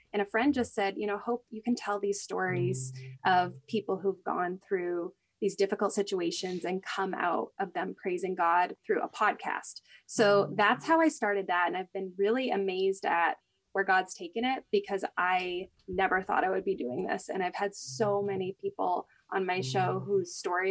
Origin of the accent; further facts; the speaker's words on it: Maine, United States; moved away as an adult; also born or lived in Russia / Georgia; now in New York, United States; I'm originally from Maine